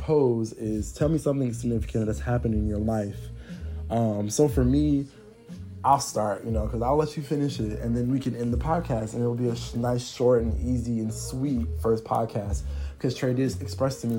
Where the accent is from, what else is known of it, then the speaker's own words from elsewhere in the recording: Atlanta, Georgia, United States; I am from Atlanta, Georgia